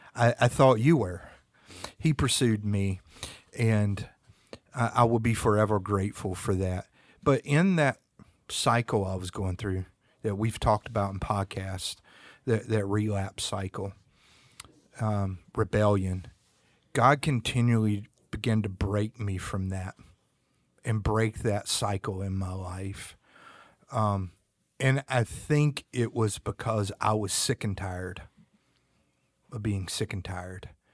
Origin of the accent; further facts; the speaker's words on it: North Carolina, United States; also born or lived in Germany; I'm from the South, North Carolina. We like to fish and we like to hunt